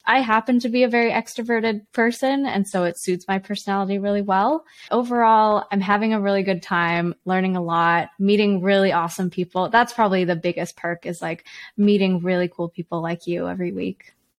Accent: Canada; also born or lived in China; My parents and I moved to Canada when I was four. We moved from China.

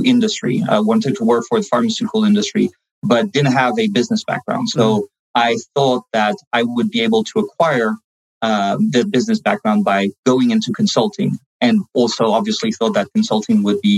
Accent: France; moved away; I'm bilingual in French and English. I started learning English at home first and lived in France most of my life.

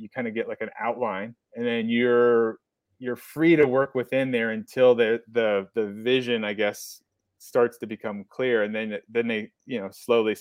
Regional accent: Mount Vernon, Ohio, United States; I grew up in Central Ohio. Mount Vernon was where I was born. And then I graduated from Frederictown High School

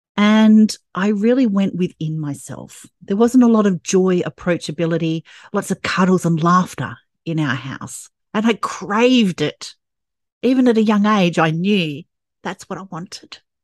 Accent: Perth, Western Australia, Australia; growing up in Perth, Western Australia, with a traditional family

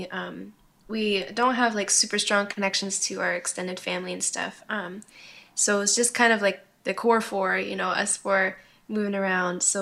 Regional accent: Kentucky, United States; born there; also born or lived in New York / Washington / Illinois / Hawaii; Um, but I was born in Kentucky and then we moved to upstate New York, Washington State, uh, Chicago, Illinois.

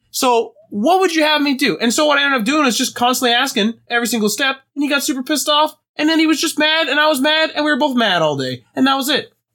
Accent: Canada; we're Canadian

